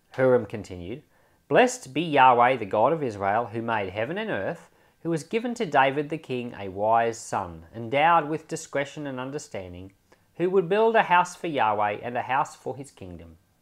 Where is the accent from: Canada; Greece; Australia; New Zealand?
Australia; I'm an Australian